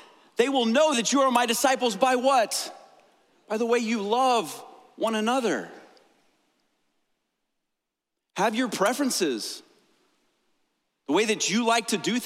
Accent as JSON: {"language": "English", "country": "United States", "said": "I absolutely love being an American."}